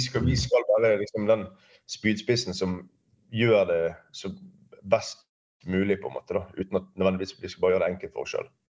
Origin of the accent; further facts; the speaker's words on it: Bergen, Vestland, Norway; jeg er oppvokst ute i Fana